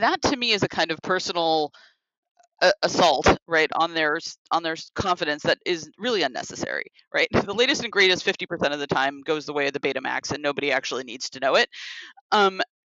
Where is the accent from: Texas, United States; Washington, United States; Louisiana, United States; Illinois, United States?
Washington, United States; Seattle; moved away; I'm from Seattle originally